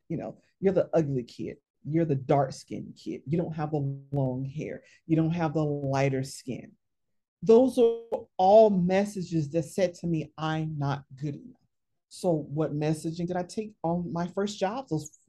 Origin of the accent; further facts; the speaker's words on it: the South, United States; I grew up in the South